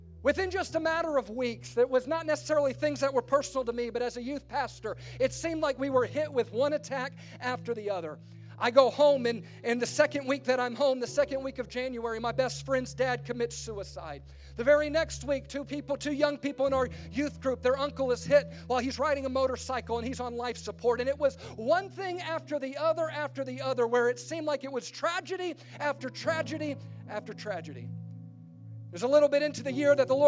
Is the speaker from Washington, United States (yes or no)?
no; Baton Rouge, Louisiana, United States; I'm from Baton Rouge, Louisiana, and my family had this tradition